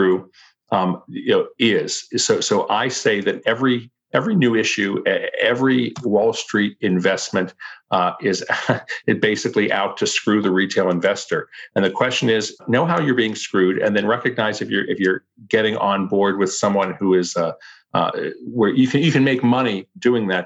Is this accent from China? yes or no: no; Pittsburgh, Pennsylvania, United States; I grew up in Pittsburgh, Pennsylvania